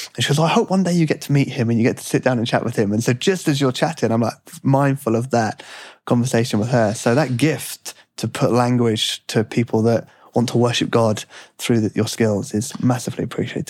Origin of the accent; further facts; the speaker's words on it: United Kingdom; now in United States; as a Brit now living in America